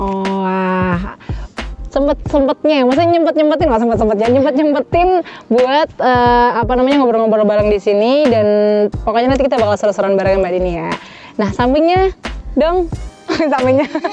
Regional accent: Tegal, Central Java, Indonesia; kita orang Jawa Tengah, khusus khususnya Tegal

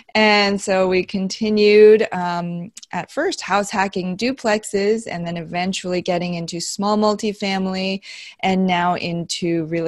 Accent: Beijing, China; born there; moved away; also born or lived in Iowa / New Jersey / Tennessee; I was born in Beijing, okay. China. And then we moved to Iowa, New Jersey, Tennessee, which is where my husband and I met in high school, believe it or not.

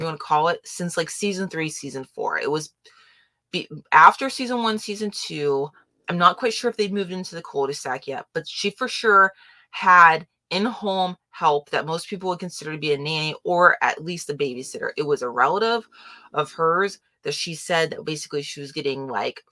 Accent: Florida, United States; I grew up in Florida

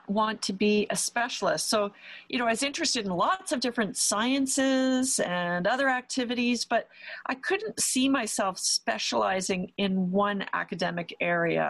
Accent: Toronto, Ontario, Canada; also born or lived in near Ottawa, Canada; So I grew up in the Toronto area in Canada

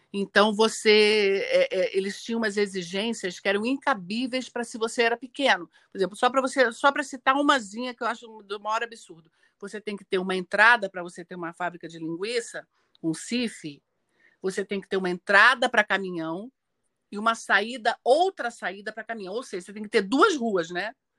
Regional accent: Minas Gerais, Brazil; Eu nasci em Minas

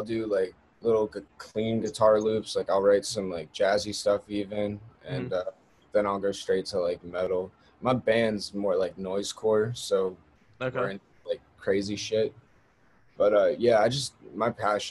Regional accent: Pittsburgh, Pennsylvania, United States; I'm 19. I'm from Pittsburgh

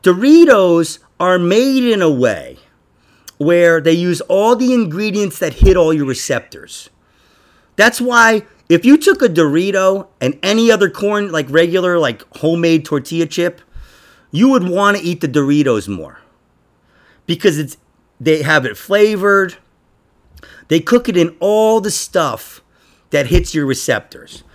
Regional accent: New York, United States; I'm from New York

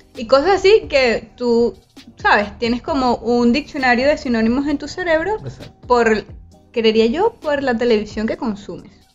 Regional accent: Venezuela; moved away as an adult; now in Barranquilla, Colombia

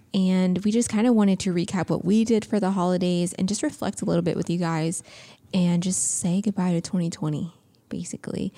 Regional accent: Indiana, United States; now in California, United States; we're from the Midwest, um, in Indiana

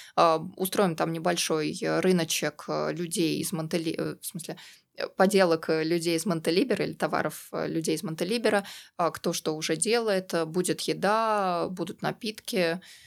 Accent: Troitsk, Moscow, Russia; moved away as an adult; also born or lived in United Kingdom; now in Montenegro; А я, кстати, тоже из Москвы, только из Новой Москвы. Это город Троицк

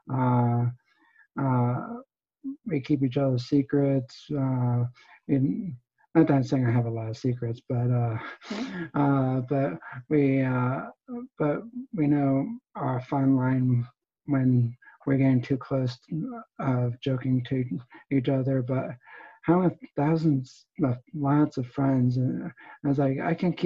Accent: New Jersey, United States; now in Pennsylvania, United States; I was originally from New Jersey, and now I'm in Pennsylvania

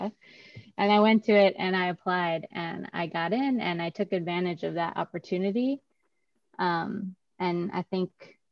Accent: Wisconsin, United States; moved away as an adult; now in Oakland, United States; I'm from that other state that everybody flies over, as you call it, the flyover states, Wisconsin. So, yeah. I grew up in Wisconsin

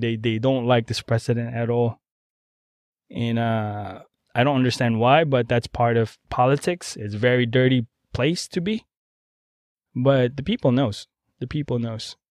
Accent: Philippines; now in United States; I'm a Filipino

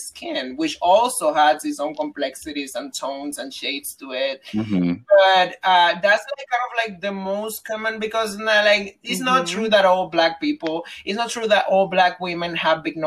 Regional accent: Dominican Republic; moved away; as a Dominican growing up in Dominican Republic, around the Dominican culture

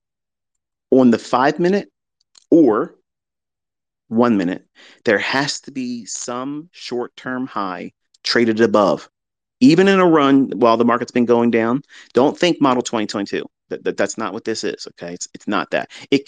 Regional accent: United States; as an American

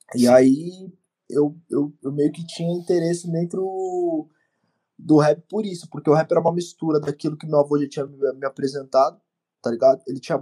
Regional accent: Osasco, São Paulo, Brazil; also born or lived in Bauru, São Paulo; Eu sou original de Osasco. Nasci em Osasco, morei uma parte da minha vida também no interior de São Paulo, numa cidade chamada Bauru

